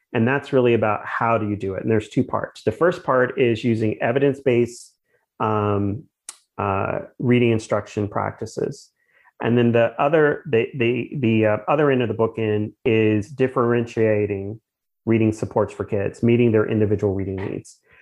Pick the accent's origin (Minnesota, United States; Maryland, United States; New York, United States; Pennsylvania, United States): Pennsylvania, United States; Pittsburgh; also born or lived in Kansas City; now in Charlotte, United States; as a child um, when I was initially growing up in Pittsburgh